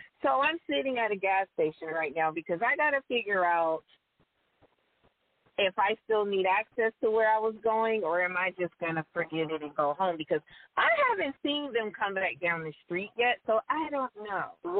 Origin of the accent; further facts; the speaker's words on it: the South, United States; Now, I'm from the South.